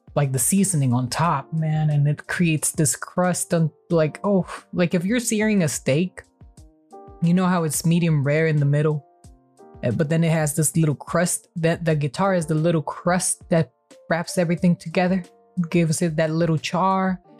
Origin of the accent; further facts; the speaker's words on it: Mexico; my home country